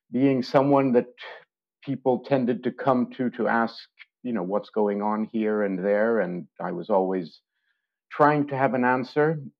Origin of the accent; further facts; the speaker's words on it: France; also born or lived in Switzerland / United Kingdom; now in Stockholm, Sweden; I've lived in Stockholm for 30 years. I grew up in France and Switzerland and studied in the UK.